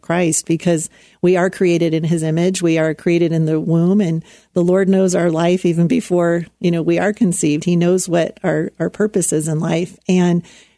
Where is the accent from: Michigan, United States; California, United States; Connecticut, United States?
California, United States; Anaheim; When I was a teenager growing up in Anaheim, California, I was just a few miles away from Disneyland